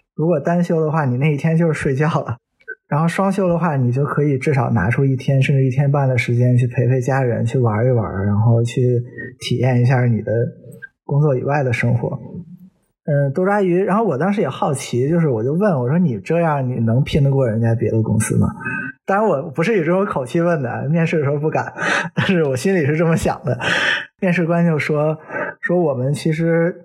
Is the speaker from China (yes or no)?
yes; northern China, China; moved away as an adult; also born or lived in Hong Kong / Germany; 虽然我是个北方人，但我成年之后不久就去在香港生活了五年